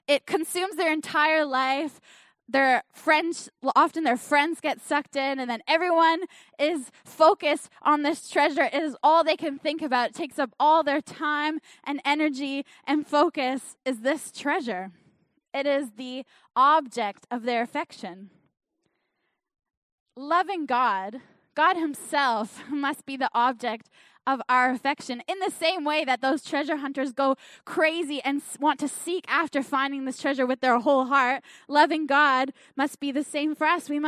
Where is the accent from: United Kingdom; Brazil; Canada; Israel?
Canada; accent: Canadian; now in New Zealand; I think I still sound pretty Canadian. But my accent has changed because I am, I am living in New Zealand.